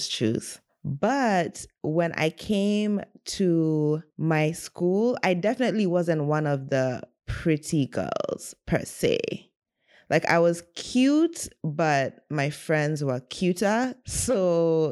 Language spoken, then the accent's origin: English; Kenya; I was born and raised in Kenya, the only girl